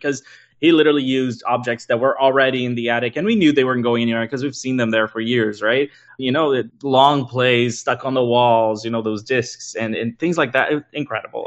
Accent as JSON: {"language": "English", "country": "Brazil", "moved": "yes", "said": "I'm originally from Brazil as well."}